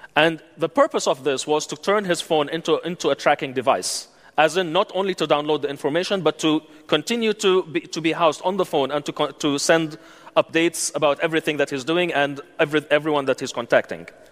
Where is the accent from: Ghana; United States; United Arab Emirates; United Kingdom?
United Arab Emirates; moved away as an adult; I grew up in the United Arab Emirates. I lived in the United Arab Emirates all my life, 36 and a half years, until three years ago when I was uh, summarily expelled.